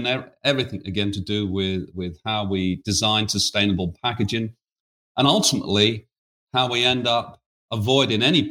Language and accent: English; United Kingdom; accent: British; now in United States; as you can tell from my accent, I'm a Brit.